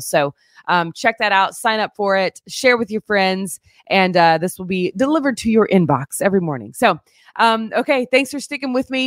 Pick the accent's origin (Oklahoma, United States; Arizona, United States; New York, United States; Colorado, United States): Oklahoma, United States; Fort Gibson; now in Springfield, United States; my hometown, uh, Fort Gibson, Oklahoma